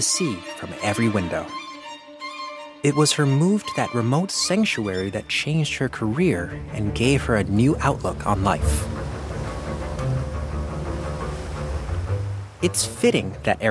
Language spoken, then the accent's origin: English; Belize; I hail from Belize